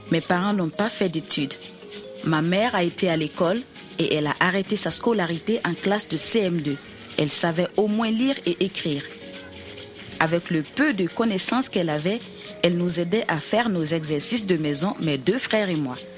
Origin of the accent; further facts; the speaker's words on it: Burkina Faso; mes parents m'envoyèrent au Burkina Faso, mon pays d'origine, afin de poursuivre mes études jusqu'à l'université.